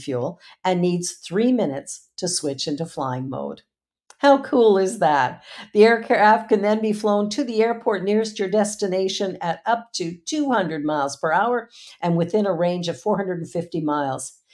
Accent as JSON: {"language": "English", "country": "Canada", "said": "I'm from Canada"}